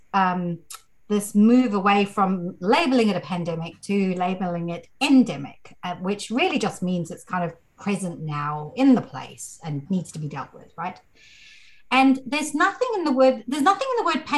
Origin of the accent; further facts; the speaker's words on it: South Africa; I grew up in South Africa